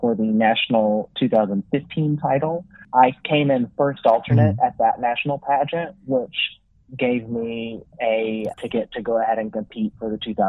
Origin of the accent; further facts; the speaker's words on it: Oklahoma, United States; moved away as an adult; now in Arkansas, United States; We grew up in Oklahoma